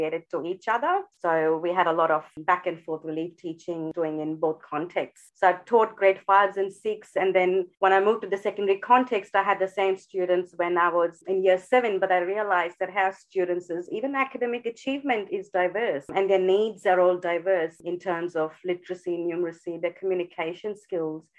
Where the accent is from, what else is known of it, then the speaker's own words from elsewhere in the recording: Mumbai, Maharashtra, India; moved away as an adult; also born or lived in Melbourne, Australia; now in Australia; born and brought up in India, in Mumbai